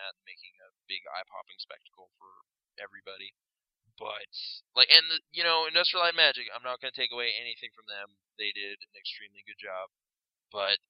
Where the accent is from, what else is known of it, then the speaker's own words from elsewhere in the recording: Canada; We are Canadian